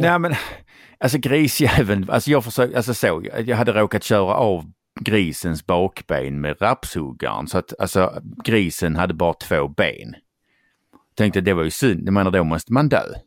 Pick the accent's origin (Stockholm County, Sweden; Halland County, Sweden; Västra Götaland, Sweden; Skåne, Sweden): Skåne, Sweden; accent: Scanian; jag är skåning